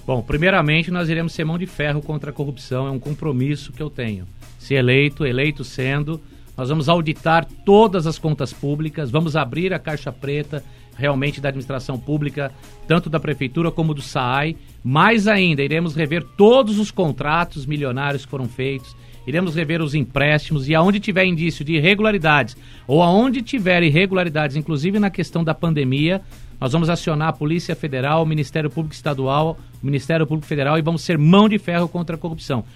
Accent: Atibaia, São Paulo, Brazil; Sou nascido em Atibaia, tenho 42 anos

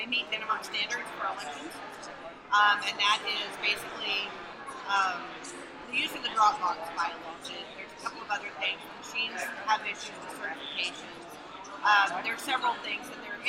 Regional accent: Texas, United States; I'm from Texas

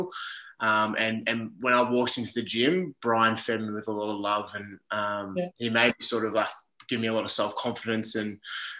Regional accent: Melbourne, Victoria, Australia; now in Gold Coast, Australia; I'm currently based up in the Gold Coast. So I'm originally from Melbourne

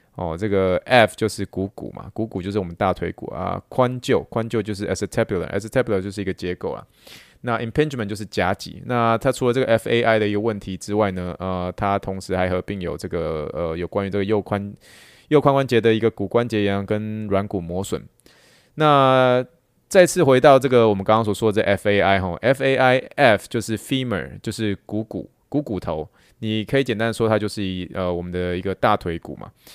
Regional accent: Taiwan; moved away; 台湾的美食世界第一。这是可能是我们真的从小就这样子吃吃吃吃这样子长大

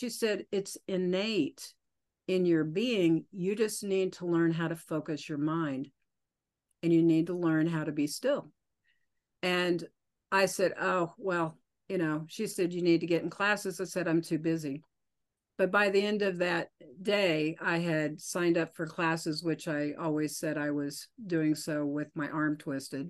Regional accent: Oklahoma, United States; now in Colorado, United States; I grew up in Oklahoma and I live in Colorado now

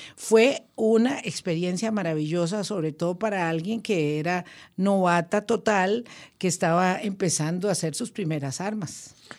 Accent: San José, Costa Rica; Yo aquí en San José en el centro de San José

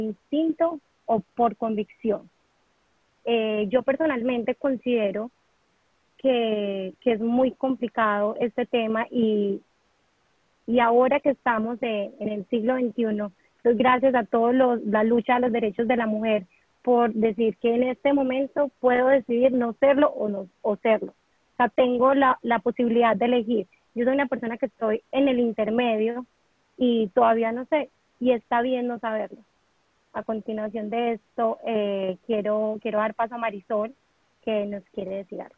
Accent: Colombia; las 10 hoy somos colombianas

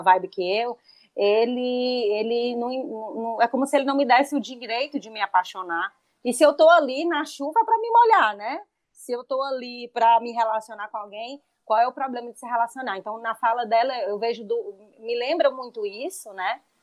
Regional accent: Brazil; aqui para a gente como brasileiro, porque a gente tem culturalmente isso

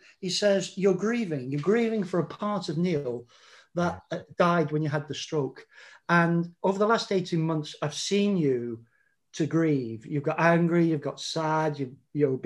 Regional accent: England, United Kingdom; moved away as an adult; now in Scotland, United Kingdom; I'm English, but I've lived up in Scotland now for 37 years

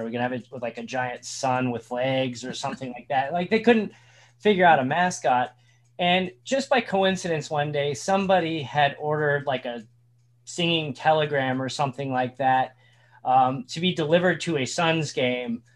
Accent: Indiana, United States; moved away; I grew up in Indiana

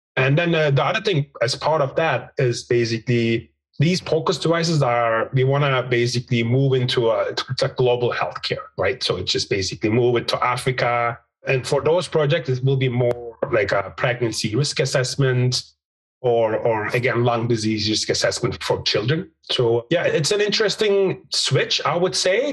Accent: Turkey; moved away as an adult; also born or lived in Istanbul, Turkey / Vancouver, Canada; I'm from Turkey originally, Istanbul Technical University

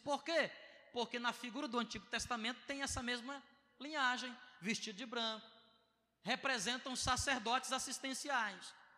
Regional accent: Ceará, Brazil; sou do Bom Jardim.

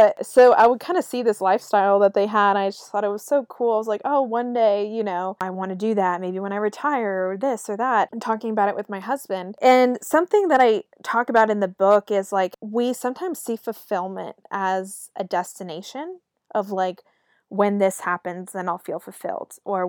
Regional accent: Raleigh, North Carolina, United States; You know, I'm from Raleigh, North Carolina

